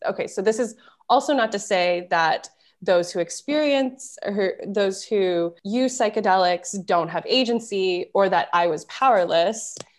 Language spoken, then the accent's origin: English; Florida, United States; moved away